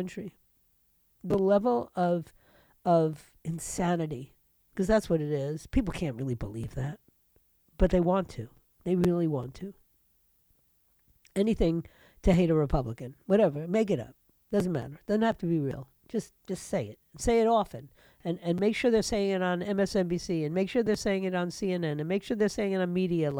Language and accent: English; New York City, New York, United States; New York, my hometown, New York City